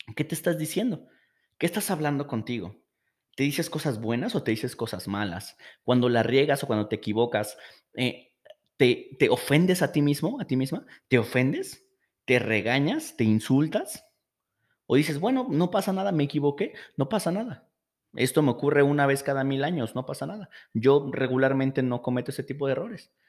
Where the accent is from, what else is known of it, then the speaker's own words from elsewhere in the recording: Mexico; Esto pasa mucho aquí en México